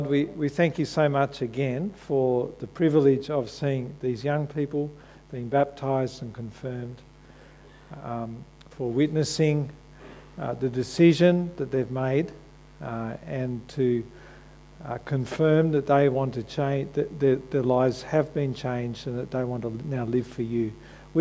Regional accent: Australia; When I wave an Aussie flag, it says I identify myself as an Australian, that I'm proud to be connected with my country

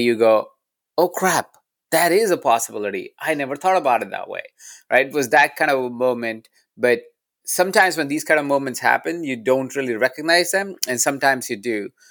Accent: Jaipur, Rajasthan, India; moved away; I was born in India. I was born in a small town called Jaipur.

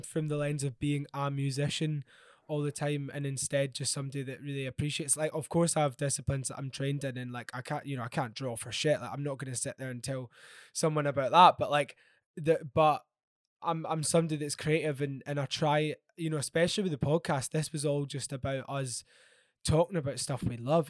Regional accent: Glasgow, Scotland, United Kingdom; now in London, United Kingdom; I grew up in Glasgow and I love Glasgow so, so much, um, even though I currently live in London

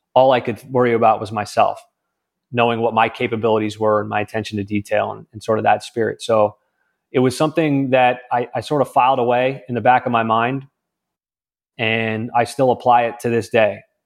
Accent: California, United States; moved away as an adult; I was from California

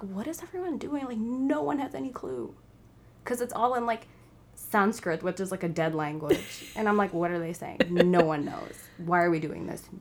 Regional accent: New York, United States; also born or lived in India; I grew up in New York

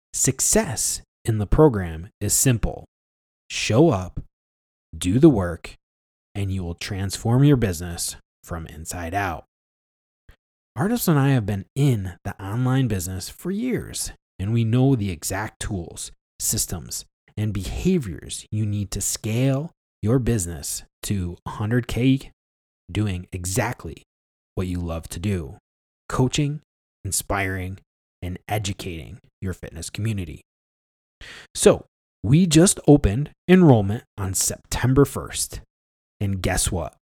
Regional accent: Ilion, New York, United States; the hometown of Ilion, New York, where I grew up

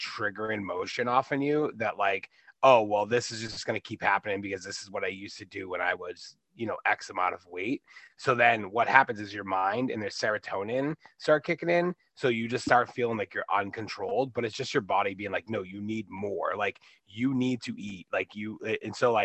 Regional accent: Boston, Massachusetts, United States; I'm 37 from the Boston area. I was born and raised here.

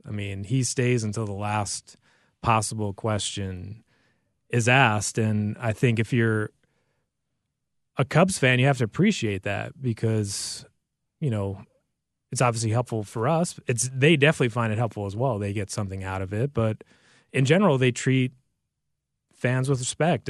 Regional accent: United States; moved away; I grew up in the New York, New Jersey area

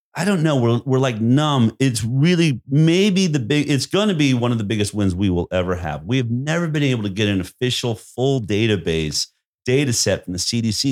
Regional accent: Boulder, Colorado, United States; I grew up in Boulder, Colorado

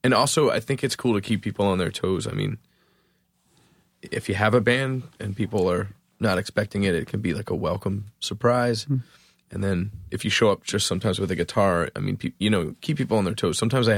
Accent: Philadelphia, Pennsylvania, United States; now in Ambler, United States; I was raised in Roxborough, but I moved out into the burbs about 8 years ago.

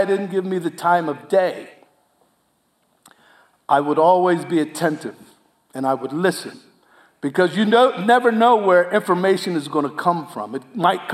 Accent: New Jersey, United States; I was from South Jersey

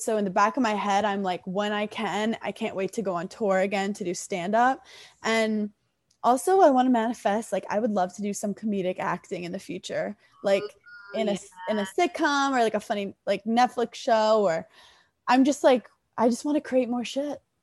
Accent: New York City, New York, United States; growing up in Brooklyn

